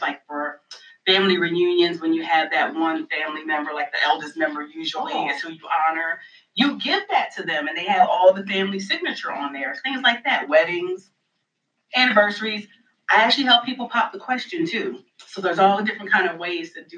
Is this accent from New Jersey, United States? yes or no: yes; New Jersey, United States; now in Raleigh, United States; And I'm originally from New Jersey. I have moved to Raleigh, North Carolina in 2005, so this is home as far as I'm concerned.